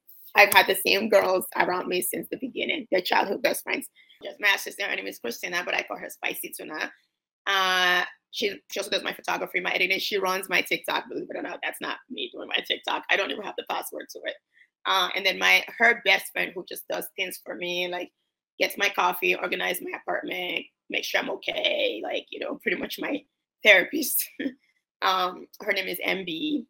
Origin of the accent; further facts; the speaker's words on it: New York, United States; I'm from New York. Like, you know how New Yorkers are.